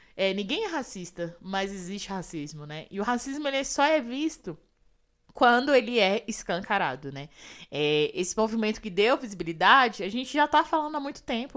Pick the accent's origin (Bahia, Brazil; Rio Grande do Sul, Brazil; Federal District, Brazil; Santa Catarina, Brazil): Federal District, Brazil; Ceilândia; Lá na Ceilândia, na minha quebrada